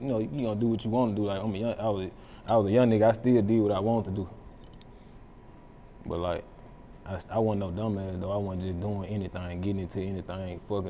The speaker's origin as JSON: {"language": "English", "town": "Memphis", "region": "Tennessee", "country": "United States", "tie": "born or raised there", "said": "I just stayed everywhere in Memphis, but, like, I was born in the Haven."}